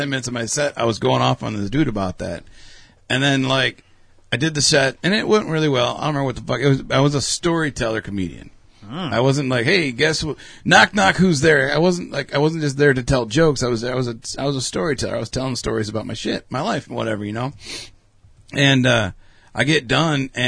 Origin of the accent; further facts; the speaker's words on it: Rockford, Illinois, United States; moved away; I am from Rockford. Obviously don't live here anymore